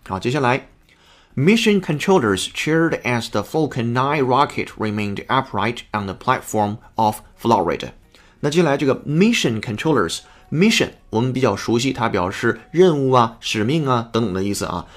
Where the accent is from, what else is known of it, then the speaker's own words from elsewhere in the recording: China; 我们中国人